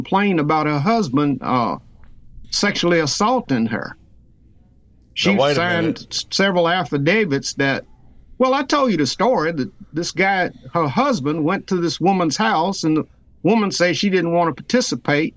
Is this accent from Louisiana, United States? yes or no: yes; Louisiana, United States; near my hometown a voodoo cult